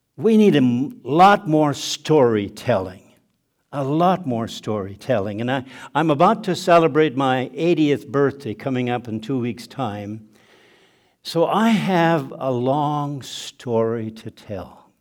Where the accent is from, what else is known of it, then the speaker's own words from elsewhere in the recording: southeastern Manitoba, Canada; first language German; English is a second language; moved away; also born or lived in Mexico; a log cabin in southeastern Manitoba, Nine siblings in the family born into poverty